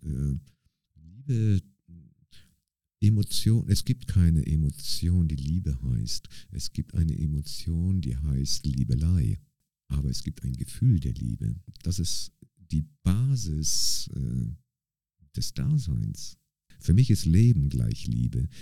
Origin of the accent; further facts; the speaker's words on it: Bremerhaven, Bremen, Germany; now in St. Gallen, Switzerland; ich komme ja aus Bremerhaven, äh, also in, mhm. in, in Deutschland bin ich in Bremerhaven quasi aufgewachsen